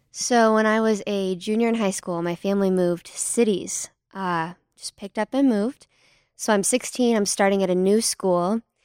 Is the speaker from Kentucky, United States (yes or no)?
no; Fort Worth, Texas, United States; I'm from Fort Worth, Texas